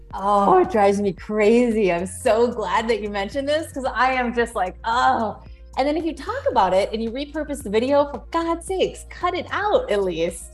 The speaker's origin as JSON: {"language": "English", "area": "Orange County", "region": "California", "country": "United States", "said": "I'm from Orange County, California"}